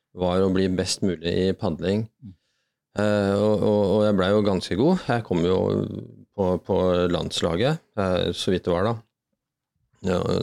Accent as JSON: {"language": "Norwegian", "town": "Bærum", "region": "Akershus", "country": "Norway", "tie": "born or raised there", "said": "vokse opp på Rykken"}